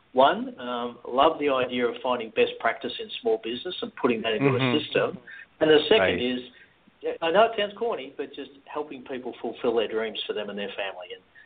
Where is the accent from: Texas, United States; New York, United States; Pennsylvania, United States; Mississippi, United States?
Texas, United States; accent: North Texas; What is my North Texas accent a dead giveaway?